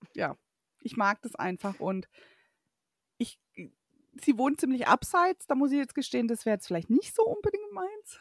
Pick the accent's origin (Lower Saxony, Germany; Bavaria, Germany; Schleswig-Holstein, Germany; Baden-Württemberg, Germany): Baden-Württemberg, Germany; Waldkirch; dass ich eben aus dem Elstal komme